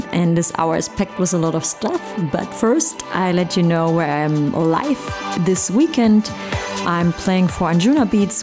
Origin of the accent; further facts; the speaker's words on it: Leipzig, Saxony, Germany; Leipzig, my hometown